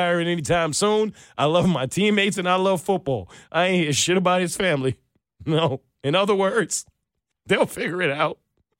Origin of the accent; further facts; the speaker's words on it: New York, United States; I'm from New York, Katie.